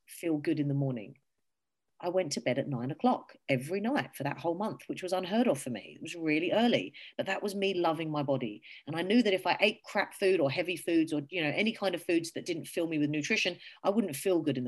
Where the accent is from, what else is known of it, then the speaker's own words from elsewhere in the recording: England, United Kingdom; now in Australia; I am from England